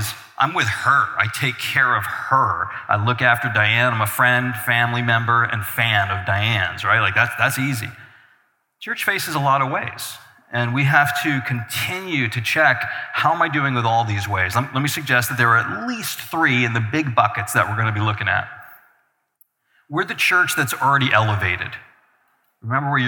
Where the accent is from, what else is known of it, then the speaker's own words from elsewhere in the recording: Albany, New York, United States; moved away as an adult; now in Mineral, Virginia, United States; I'm originally from Albany, New York. Spent all my years in there pastoring